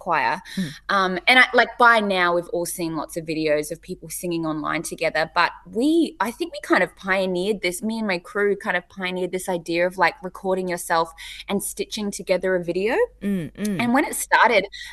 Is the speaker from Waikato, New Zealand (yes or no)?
yes; Hamilton, Waikato, New Zealand; now in Australia; I was born in Hamilton